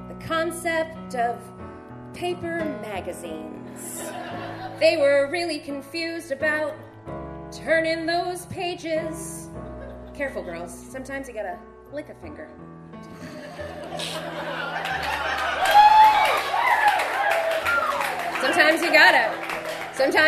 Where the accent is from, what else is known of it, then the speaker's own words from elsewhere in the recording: New Jersey, United States; I'm from New Jersey